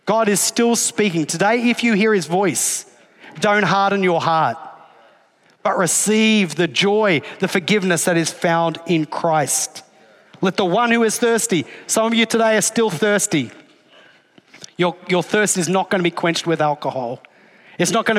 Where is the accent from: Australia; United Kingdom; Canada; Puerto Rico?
Australia; I'm Australian